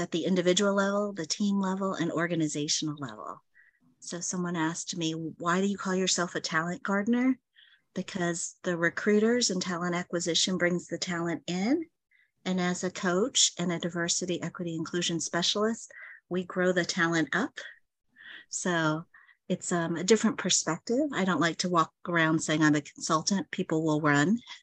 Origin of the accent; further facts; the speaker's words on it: New York City, New York, United States; also born or lived in Dallas, Texas; now in Plano, Texas, United States; I was born in Brooklyn, New York.